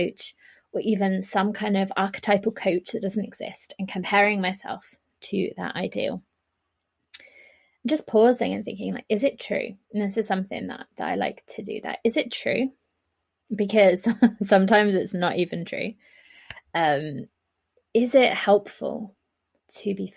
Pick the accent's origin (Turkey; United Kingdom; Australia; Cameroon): United Kingdom; I'm a Brit